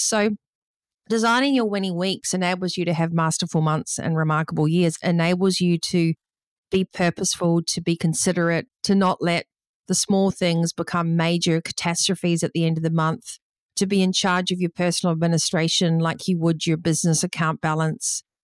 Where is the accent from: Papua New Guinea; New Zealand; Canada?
New Zealand; growing up in New Zealand